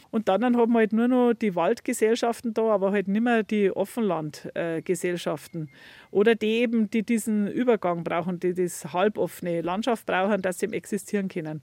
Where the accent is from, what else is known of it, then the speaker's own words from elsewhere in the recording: Leitzach valley, Bavaria, Germany; Ich bin im Leitzachtal aufgewachsen vor 50 Jahren.